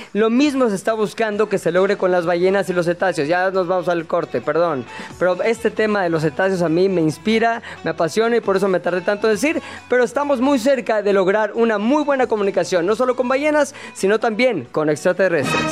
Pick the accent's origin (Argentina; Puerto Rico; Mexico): Mexico; yo como mexicano